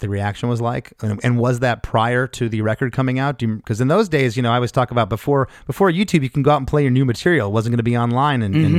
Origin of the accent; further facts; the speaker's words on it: Canada; we're Canadian.